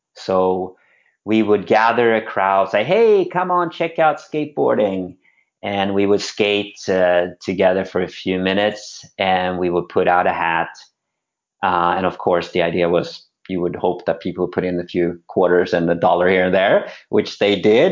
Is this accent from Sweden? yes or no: yes; Sweden; moved away as an adult; now in United States; I'm born and raised in Sweden and came over when I was 18